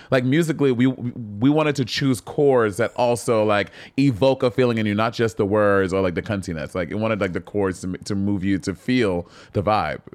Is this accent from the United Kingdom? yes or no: no; St. Lucia; I grew up in Saint Lucia